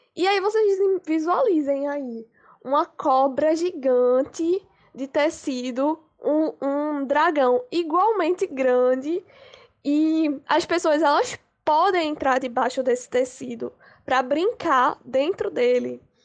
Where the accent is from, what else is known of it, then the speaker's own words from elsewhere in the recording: Recife, Pernambuco, Brazil; eu tenho 22 anos, sou de Recife, Pernambuco